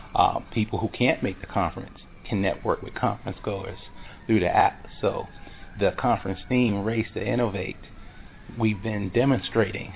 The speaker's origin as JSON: {"language": "English", "town": "Boston", "region": "Massachusetts", "country": "United States", "moved": "yes", "lives_now": "Charlotte, United States", "said": "I'm originally from Boston, Massachusetts"}